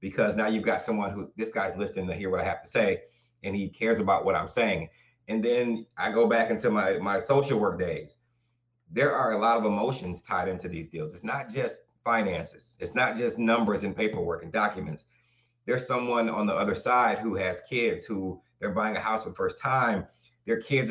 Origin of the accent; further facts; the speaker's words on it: Arkansas, United States; also born or lived in Flint, Michigan / Waterford, Michigan; now in Michigan, United States; I was born in Flint, Michigan. My grandparents moved us to Arkansas. I was raised in Arkansas.